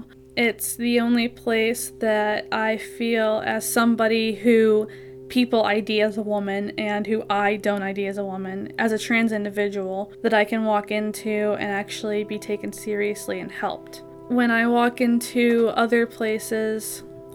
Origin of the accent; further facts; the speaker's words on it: Jacksonville, Florida, United States; now in Pittsburgh, United States; I'm originally from Jacksonville, Florida